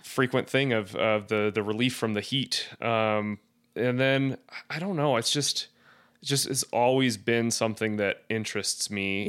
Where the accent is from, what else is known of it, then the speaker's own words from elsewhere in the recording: Blackfoot, Idaho, United States; moved away; also born or lived in Arizona; growing up in Idaho, it was very small. Uh, I think the population of Blackfoot at that time was, like, eight thousand people